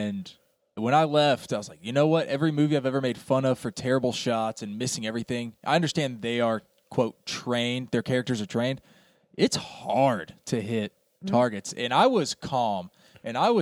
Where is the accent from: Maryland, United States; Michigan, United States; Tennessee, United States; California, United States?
Tennessee, United States; East; growing up in East Tennessee